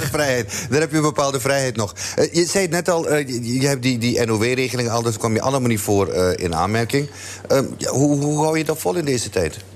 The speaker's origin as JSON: {"language": "Dutch", "town": "Amsterdam", "region": "North Holland", "country": "Netherlands", "tie": "born or raised there", "moved": "yes", "lives_now": "Almere, Netherlands", "said": "ik ben in Amsterdam geboren en men vraagt me vaak waar kom je vandaan. En dan zeg ik Almere, maar daar woon ik."}